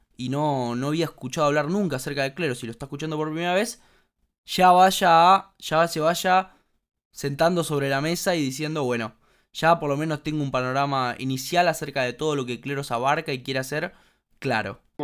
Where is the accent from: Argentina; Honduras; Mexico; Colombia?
Argentina; como argentinos